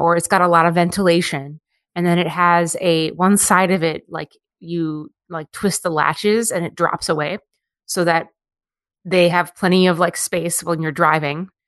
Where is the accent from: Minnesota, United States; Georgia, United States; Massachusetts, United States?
Minnesota, United States; Minneapolis; also born or lived in Monticello; I grew up in Minneapolis